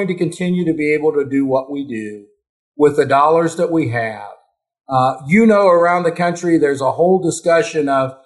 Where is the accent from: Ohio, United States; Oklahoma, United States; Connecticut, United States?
Ohio, United States; also born or lived in South Dakota; now in Michigan, United States; where I grew up in Ohio.